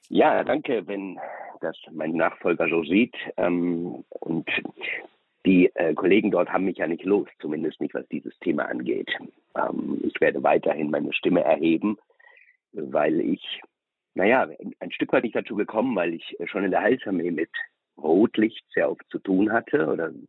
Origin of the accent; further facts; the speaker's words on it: Germany; da kann man ja auch als Deutsche sagen, Gott sei Dank, ähm, ist, ähm, findet überall auf der Welt statt, aber nicht hier.